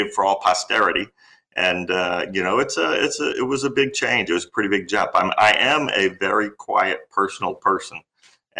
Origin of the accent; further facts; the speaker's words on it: New Orleans, Louisiana, United States; moved away as an adult; also born or lived in Lafayette, Louisiana; now in Anchorage, United States; My wife and I, we were both born and raised in New Orleans, Louisiana